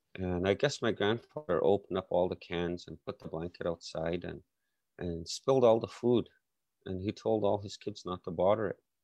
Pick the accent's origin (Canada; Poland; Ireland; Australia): Canada; Saskatchewan; I grew up in Canada, Saskatchewan